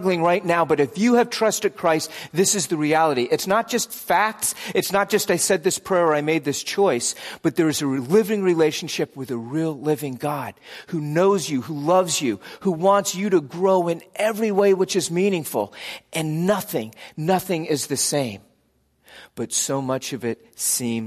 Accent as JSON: {"language": "English", "country": "United States", "said": "my default American identity was just always beneath the surface."}